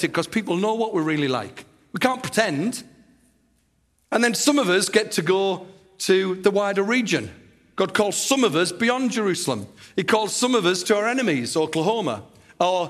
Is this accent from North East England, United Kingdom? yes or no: yes; Teesside, North East England, United Kingdom; my hometown, Teesside